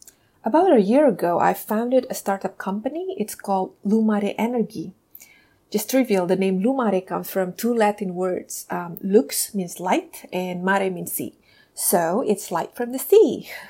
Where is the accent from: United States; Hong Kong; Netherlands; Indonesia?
Indonesia; because I'm from Indonesia